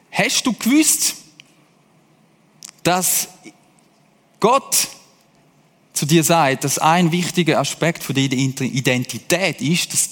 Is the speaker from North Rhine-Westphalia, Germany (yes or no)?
no; Hesse, Germany; By the way, ich bin einmal in Deutschland aufgewachsen als Schweizer. Also ich habe so ein bisschen Connection zu denen. Deutsche, auch zu diesen Hessen, dort bin ich nämlich gewesen